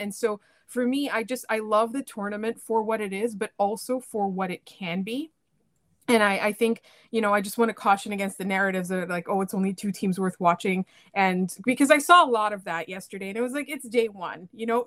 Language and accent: English; Canada; I'm from Canada